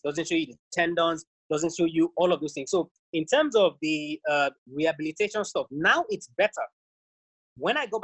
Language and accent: English; Nigeria